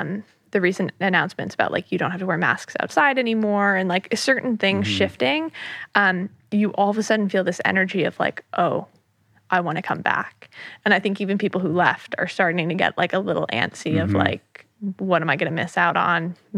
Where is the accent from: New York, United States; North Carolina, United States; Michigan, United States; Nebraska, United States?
New York, United States; I'm, you know, like born and raised in the New York City area, I grew up in the suburbs right outside of the city.